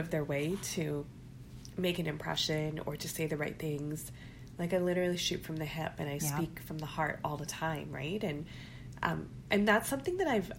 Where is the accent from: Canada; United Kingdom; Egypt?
Canada; being Pakistani, being Muslim, being first generation Canadian.